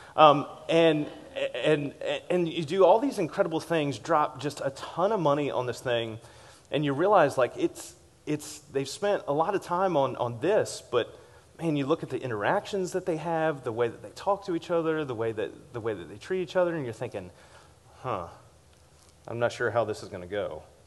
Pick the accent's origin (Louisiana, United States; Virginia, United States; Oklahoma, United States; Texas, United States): Virginia, United States; Richmond; as a kid growing up in Richmond, Virginia